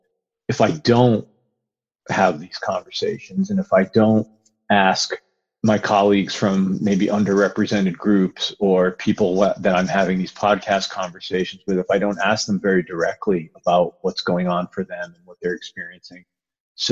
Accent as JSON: {"language": "English", "region": "New England", "country": "United States", "also_born_or_lived": "New York", "moved": "yes", "lives_now": "Seattle, United States", "said": "I'm from New England and lived in New York for about 20 years"}